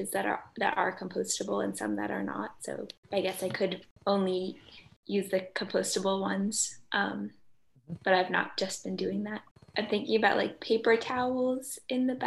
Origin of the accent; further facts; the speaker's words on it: Belmont, Massachusetts, United States; moved away as an adult; now in Brunswick, United States; I'm from Belmont, Massachusetts